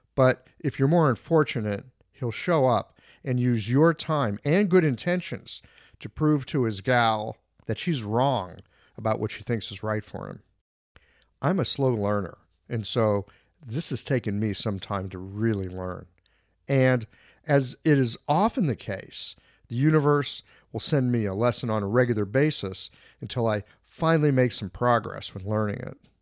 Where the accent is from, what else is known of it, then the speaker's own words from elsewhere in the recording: United States; I'm from the States